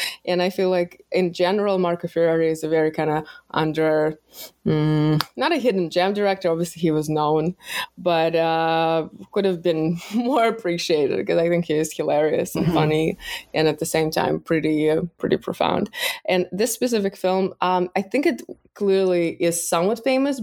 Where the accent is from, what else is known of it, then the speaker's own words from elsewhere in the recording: Russia; moved away; growing up in Russia